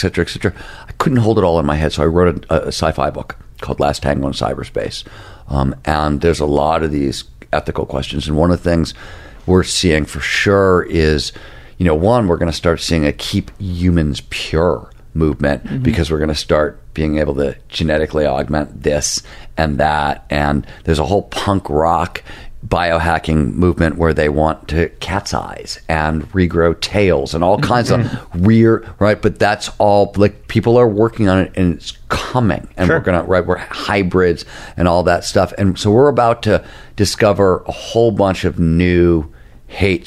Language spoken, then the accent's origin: English; Midwest, United States; I'm an old punk rocker and I come from the Midwest